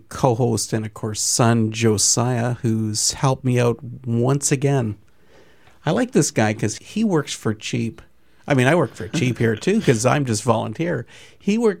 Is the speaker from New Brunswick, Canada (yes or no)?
no; Peterborough, Ontario, Canada; we're all from Peterborough here